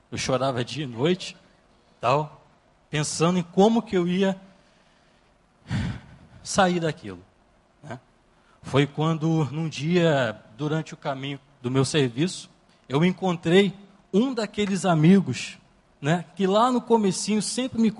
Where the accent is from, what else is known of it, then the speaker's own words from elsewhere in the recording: Rio de Janeiro, Brazil; Assim que eu, que eu vim morar aqui na região do Recreio, né? Porque, poxa, eu vim lá da, da Baixada Fluminense, e sabe como é, né?